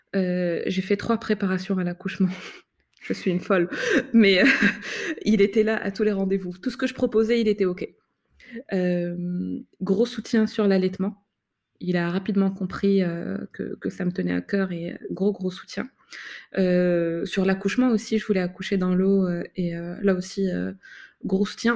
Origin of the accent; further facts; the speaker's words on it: Morocco; now in France; dans mon pays d'origine